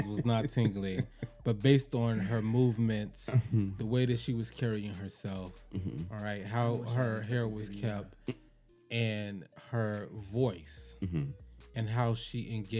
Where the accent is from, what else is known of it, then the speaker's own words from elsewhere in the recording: Chicago, Illinois, United States; I grew up in Chicago, on the west side, to be exact.